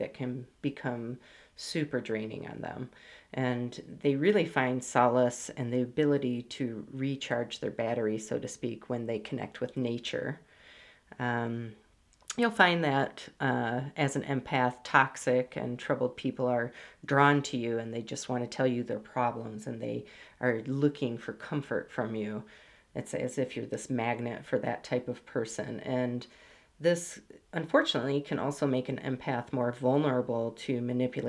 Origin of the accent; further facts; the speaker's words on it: Michigan, United States; I grew up in Michigan, love the Great Lakes